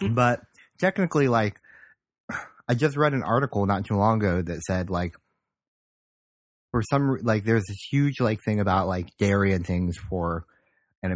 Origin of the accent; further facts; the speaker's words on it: Holmes County, Ohio, United States; moved away; also born or lived in South Korea; I grew up in Holmes County, which is like Amish country